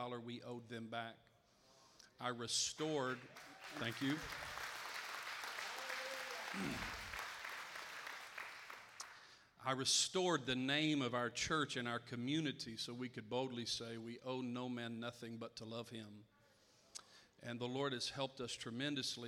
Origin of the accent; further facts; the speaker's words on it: North Carolina, United States; moved away; About 9 years ago, I moved back to my hometown there in North Carolina and took over the church I grew up in as a boy